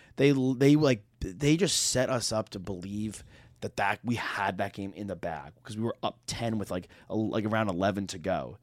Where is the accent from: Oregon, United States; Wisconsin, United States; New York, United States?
New York, United States; moved away; I'm from New York